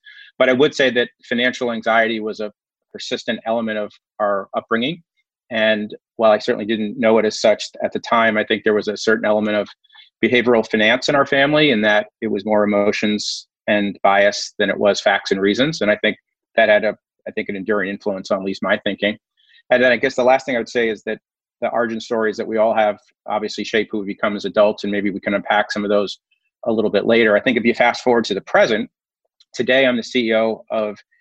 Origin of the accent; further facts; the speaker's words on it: Mount Vernon, New York, United States; also born or lived in Canada; my origin story starts in Metro New York in a community called Mount Vernon, which is right outside the Bronx